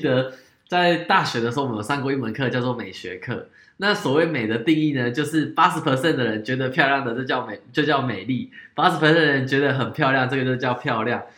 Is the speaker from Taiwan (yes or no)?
yes; Taiwan; 日本的体，体型跟我们台湾人的体型